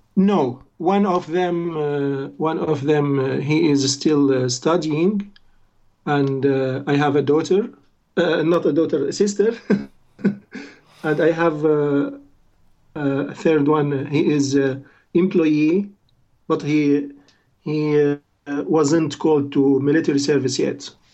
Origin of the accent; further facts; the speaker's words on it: Latakia, Latakia Governorate, Syria; English is a second language; moved away as an adult; also born or lived in Damascus, Syria; now in Norway; I am from Syria